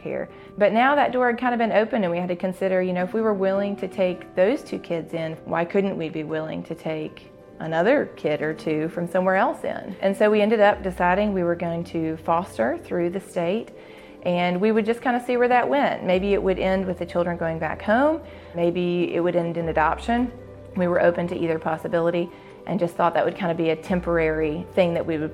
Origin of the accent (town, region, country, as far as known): Jackson, Mississippi, United States; born or raised there